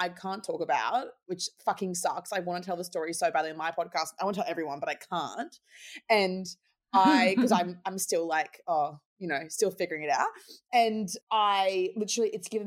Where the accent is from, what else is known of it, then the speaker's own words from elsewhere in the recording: Brisbane, Queensland, Australia; also born or lived in Gold Coast, Queensland; I was born on the Gold Coast, had a single mum, iconic Laura. We love you. Love you, Laura. And I have one sister, and we moved to Brisbane when I was, like, 8